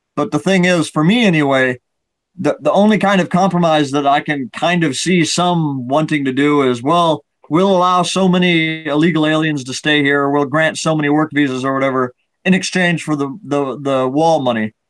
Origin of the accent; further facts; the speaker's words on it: Iowa, United States; now in Nebraska, United States; my home state Iowa or where I live now in Nebraska